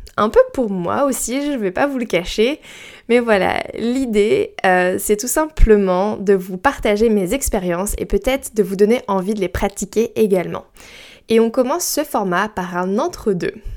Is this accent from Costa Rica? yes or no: no; Brittany, France; moi j'ai grandi en Bretagne et proche de la mer